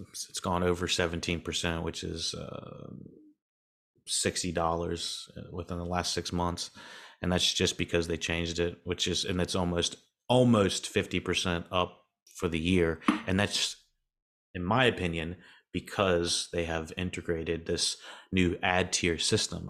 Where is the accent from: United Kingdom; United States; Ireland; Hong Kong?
United States; North Carolina; accent: southern; I'm in North Carolina as well, if you can't, can't hear my southern ass accent